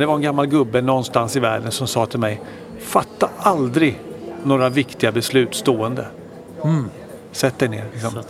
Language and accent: Swedish; Växjö, Kronoberg County, Sweden; moved away as an adult; also born or lived in Stockholm; född och uppvuxen i, i Stockholm mm. tills jag var sju år. Då flyttade jag och familjen till Växjö i Småland. Så det var egentligen där jag hade mina, mina skolår